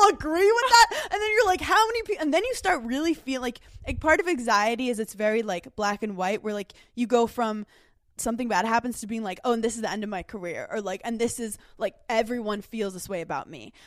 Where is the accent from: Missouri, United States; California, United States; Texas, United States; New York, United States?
New York, United States; New York City; I'm a girl from Brooklyn